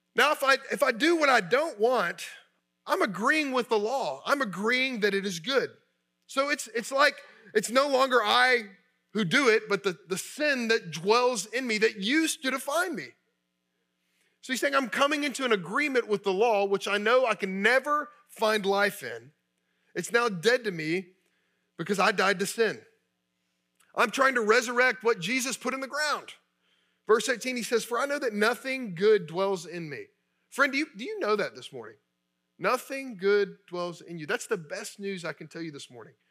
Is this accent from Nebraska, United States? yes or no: no; Kentucky, United States; I grew up in Kentucky.